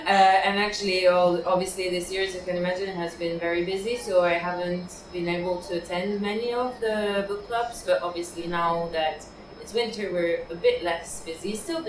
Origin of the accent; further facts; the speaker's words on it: Piedmont, Italy; English is a second language; So, Liguria is near the sea, and I'm from the Piemonte